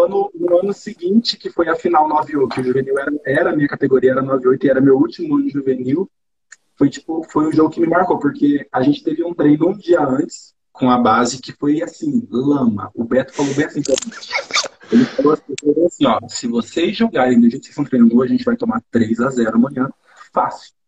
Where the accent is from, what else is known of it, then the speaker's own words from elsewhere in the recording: Brazil; moved away as an adult; also born or lived in France; eu saí do Brasil